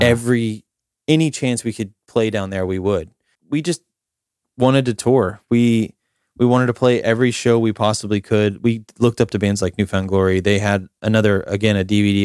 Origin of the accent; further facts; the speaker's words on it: Summerfield, Florida, United States; I lived in a small town called Summerfield, which is about thirty minutes south of Ocala